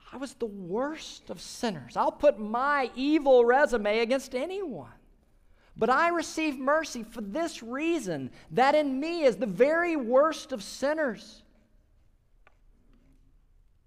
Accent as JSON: {"language": "English", "region": "Mississippi", "country": "United States", "tie": "born or raised there", "said": "my home state of Mississippi"}